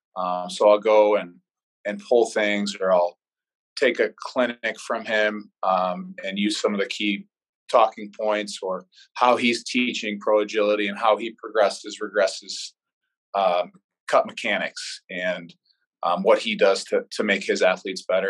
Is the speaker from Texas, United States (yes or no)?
no; Chagrin Falls, Ohio, United States; moved away as an adult; now in Des Moines, United States; I'm actually from Cleveland, Ohio, so a suburb of Cleveland, Chagrin Falls. I grew up there my whole life